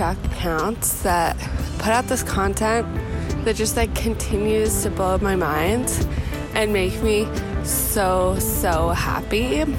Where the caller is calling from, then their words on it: New York City, New York, United States; I'm calling from New York City, more specifically Ridgewood.